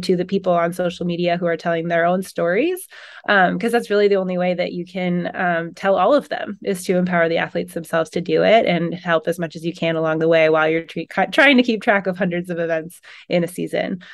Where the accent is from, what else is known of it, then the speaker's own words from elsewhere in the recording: Pacific Northwest, United States; I'm from the Pacific Northwest.